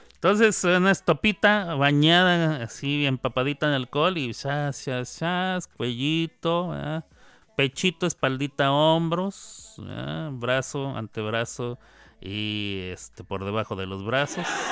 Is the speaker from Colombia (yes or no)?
no; Chihuahua, Mexico; En Chihuahua, donde yo nací, donde yo nací y ahí crecí de niño